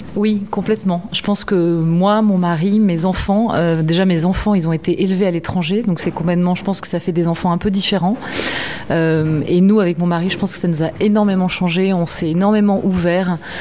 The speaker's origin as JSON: {"language": "French", "country": "France", "also_born_or_lived": "China", "moved": "yes", "said": "Je suis partie de Chine une semaine pour rentrer en France au mois de mars"}